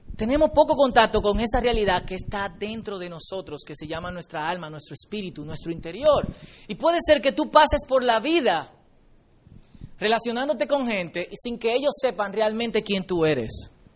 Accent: Dominican Republic; nosotros los dominicanos

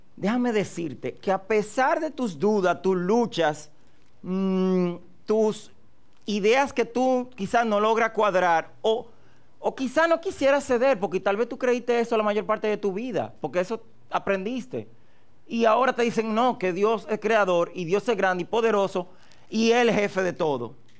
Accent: Dominican Republic; todo mi pueblo dominicano

